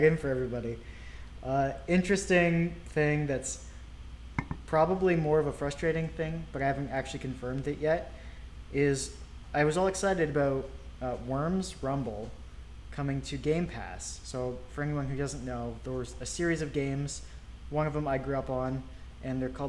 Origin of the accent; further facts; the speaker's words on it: Ontario, Canada; moved away; I grew up in Ontario